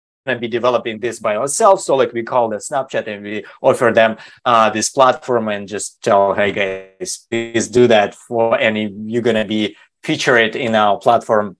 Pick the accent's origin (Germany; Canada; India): Germany; also born or lived in Sweden / Switzerland / China; now in United States; I grew up in Germany, and then I live a couple of years in Sweden. I live in Switzerland for more than a decade. Now I'm living in basically in America